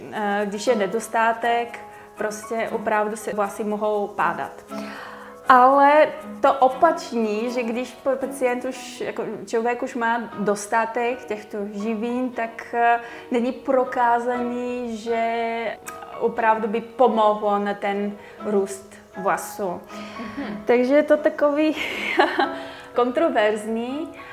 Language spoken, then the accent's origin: Czech; Bulgaria; Czech is a second language; moved away as an adult; now in Czech Republic; já jsem původem z Bulharska, asi už to cítí, že nejsem rodinným Čech